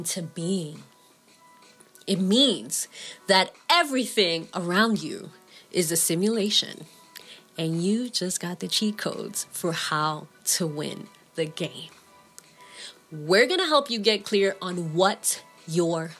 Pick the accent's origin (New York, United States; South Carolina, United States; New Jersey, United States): New York, United States; New York City; As a small child growing up in the Bronx